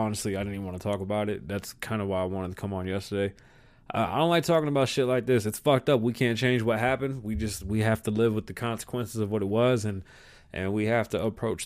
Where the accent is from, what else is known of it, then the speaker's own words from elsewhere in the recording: London, United Kingdom; I'm from London.